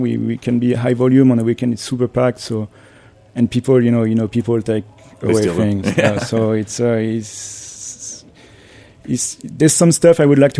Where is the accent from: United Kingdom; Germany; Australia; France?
France; English is a second language; moved away as an adult; now in New York, United States; I was actually very thrilled because, you know, I was coming from France and I had my first job in New York.